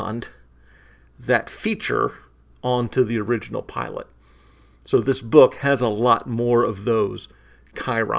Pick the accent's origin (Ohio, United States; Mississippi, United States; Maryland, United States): Maryland, United States; in the Washington suburbs; I grew up in Maryland, in the Washington suburbs